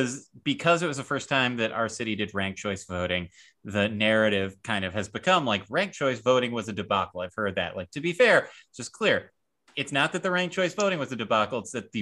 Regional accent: New York, United States; I called it a grinder, and I'm from New York.

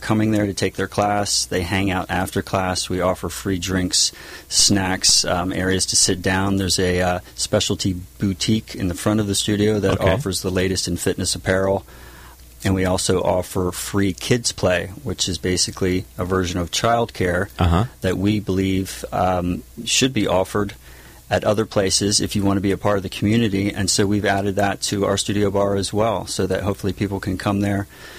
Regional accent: Lewes, Delaware, United States; moved away as an adult; also born or lived in Tennessee; now in San Juan Capistrano, United States; I grew up in Lewis Beach, Delaware

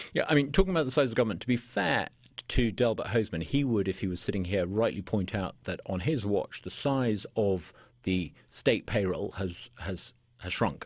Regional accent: United Kingdom; moved away as an adult; now in Mississippi, United States; I'm a British by birth

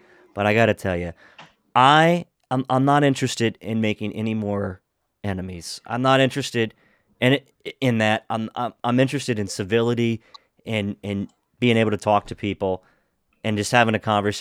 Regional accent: Washington County, Pennsylvania, United States; moved away as an adult; also born or lived in Pittsburgh, Pennsylvania; now in Montgomery County, Maryland, United States; I grew up in Washington County, and Washington County is an interesting place

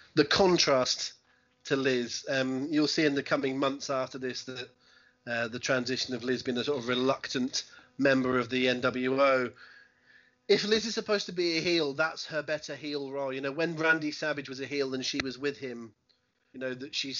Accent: England, United Kingdom; I'm an Englishman and not a Mexican

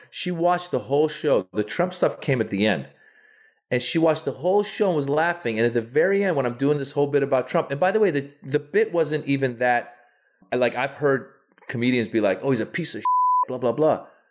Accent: Northern California, United States; born or raised there; also born or lived in Iran

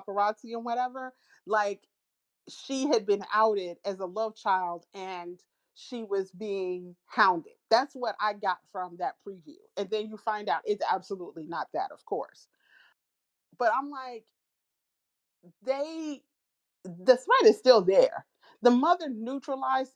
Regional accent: United States

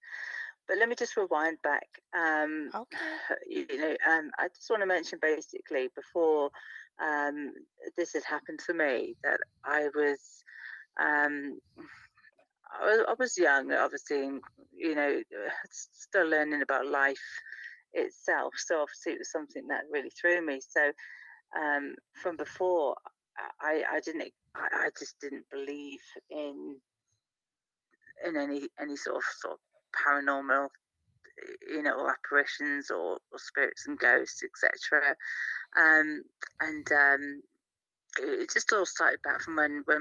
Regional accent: Cornwall, South West England, United Kingdom; now in Cheshire, United Kingdom; I'm based in Cheshire currently. I was raised in Cornwall, the southwest of the United Kingdom

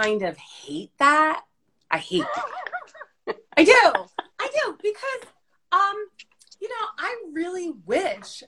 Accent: New Jersey, United States; an Italian Jersey girl

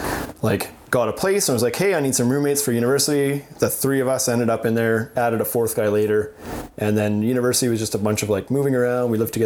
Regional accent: Regina, Saskatchewan, Canada; also born or lived in Weyburn, Saskatchewan; Born in Regina, stayed here for about 4 or 5 years, moved to us. Like, Regina, for reference of people who haven't been there before, it's a town. Back then, it would have been probably about 180,000, 190,000 people. So a small city.

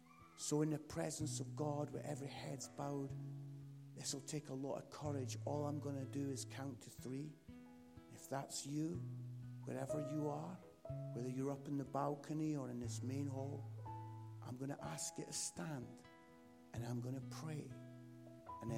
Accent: Scotland, United Kingdom; And because I'm Scottish, I was like, "Oh, why didn't I ask for £20,000?

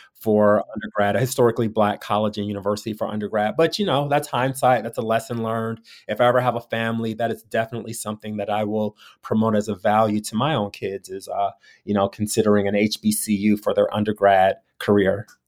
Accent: Detroit, Michigan, United States; moved away as an adult; also born or lived in Columbia, Missouri / Los Angeles; now in San Francisco, United States; growing up in Detroit, it's eighty, ninety percent black

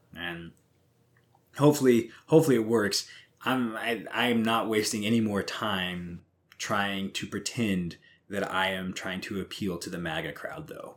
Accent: Missouri, United States; I have never actually been ashamed to say I'm from Missouri

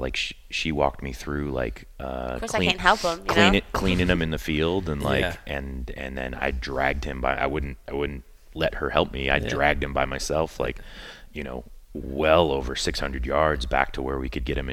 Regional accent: Cleveland, Ohio, United States; I grew up in Cleveland, Ohio

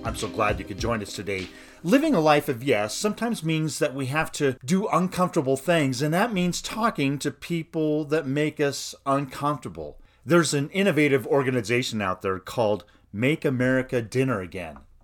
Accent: United States; I'm an American, white, a suburban man

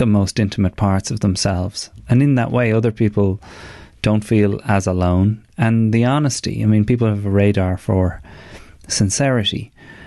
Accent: Ireland; our culture as men, as Irish men

